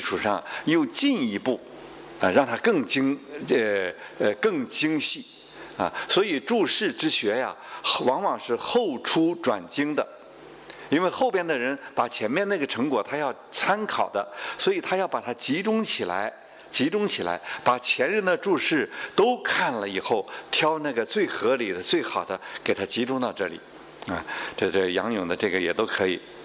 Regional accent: China; 我们中国人

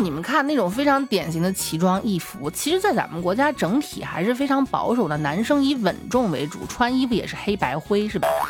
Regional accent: Xi'an, Shaanxi, China; 我们西安这边冬天还是挺冷的

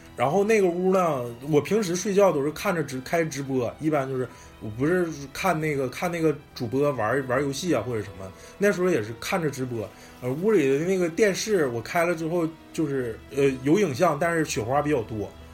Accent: Northeast China, China; 咱们东北人去重庆了

